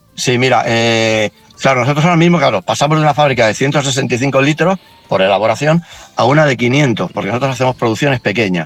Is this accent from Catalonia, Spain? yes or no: yes; Barcelona, Catalonia, Spain; moved away as an adult; now in Asturias, Spain; yo soy de Barcelona